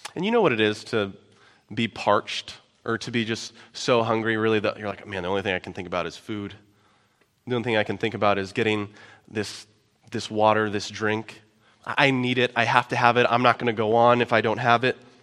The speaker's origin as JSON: {"language": "English", "town": "Omaha", "region": "Nebraska", "country": "United States", "moved": "yes", "said": "I'm originally from Omaha, right down by Millard, which used to be West Omaha"}